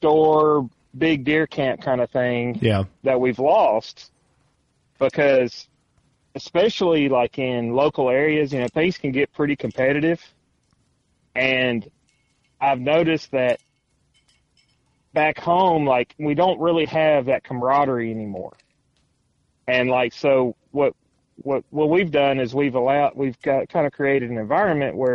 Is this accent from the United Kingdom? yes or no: no; Tennessee, United States; moved away; I'm from Tennessee originally